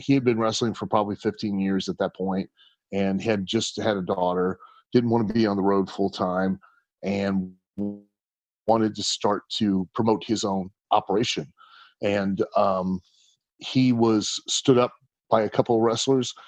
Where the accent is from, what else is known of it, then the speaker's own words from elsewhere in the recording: Lima, Ohio, United States; now in Kentucky, United States; growing up in Lima